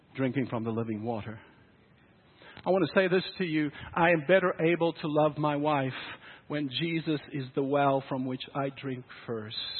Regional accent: South Africa; now in Canada; growing up in South Africa, moving to Canada

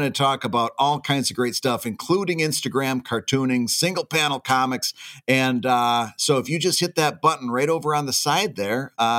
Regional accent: the Thumb, Michigan, United States; my stomping grounds up in the Thumb

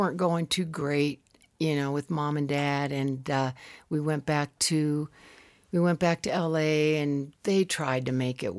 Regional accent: Tucson, Arizona, United States; So she was a nurse for the hospital there, which was in this cool old building in downtown Tucson. So I was raised near the Catalina Mountains.

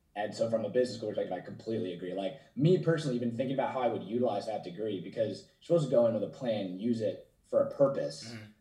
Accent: New Jersey, United States; moved away as an adult; also born or lived in Maryland / San Jose; now in Los Angeles, United States; my seven best friends that I grew up with in New Jersey

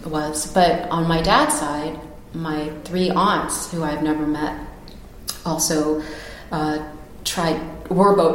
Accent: United States; as an American

